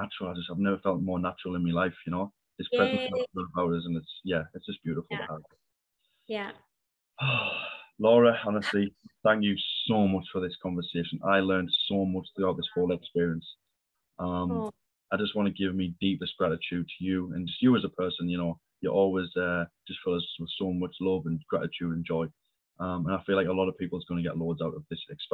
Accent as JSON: {"language": "English", "region": "England", "country": "United Kingdom", "tie": "born or raised there", "also_born_or_lived": "Canada", "moved": "as an adult", "said": "in England, especially in my hometown"}